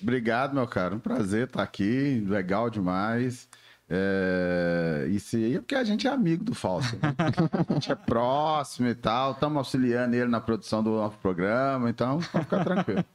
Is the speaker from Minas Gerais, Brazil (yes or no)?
yes; Belo Horizonte, Minas Gerais, Brazil; com dois anos eu mudei pro, pro, pro, pro Barreiro